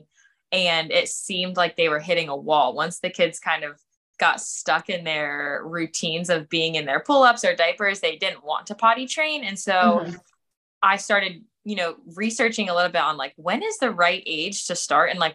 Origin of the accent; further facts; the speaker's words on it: Pennsylvania, United States; moved away as an adult; also born or lived in Florida / South Carolina / Charlotte, North Carolina; I am originally from Pennsylvania, but have spent the last 10 years kind of bopping around the southeast